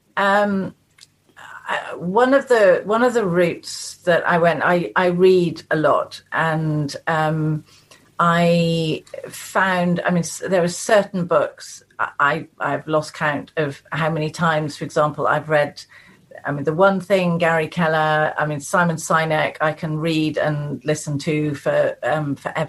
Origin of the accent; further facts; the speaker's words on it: the Cotswolds, South West England, United Kingdom; now in Chilterns, United Kingdom; I was born and brought up in the Cotswolds. I now live in the Chilterns.